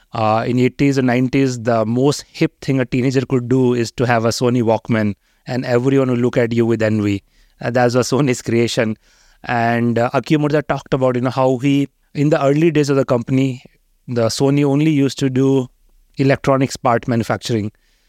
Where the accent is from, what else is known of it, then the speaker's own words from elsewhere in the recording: Haridwar, Uttarakhand, India; I grew up in Haridwar in 80s, and it's a very small town.